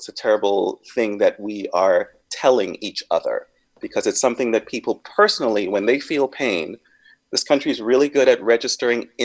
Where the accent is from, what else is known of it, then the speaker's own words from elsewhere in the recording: Grenada; now in San Francisco, United States; I grew up on a small island, a small African island